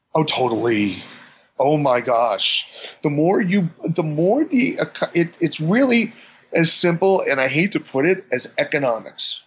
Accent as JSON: {"language": "English", "region": "New York", "country": "United States", "said": "being a New Yorker"}